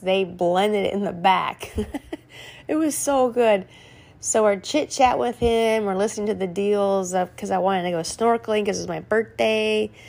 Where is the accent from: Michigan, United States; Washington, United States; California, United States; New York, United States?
California, United States; We say we're from California.